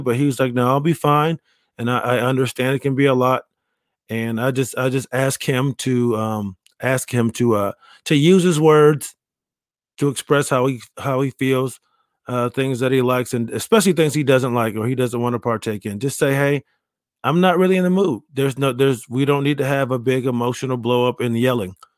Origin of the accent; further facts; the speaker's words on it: Rochester, New York, United States; moved away; my hometown of Rochester, New York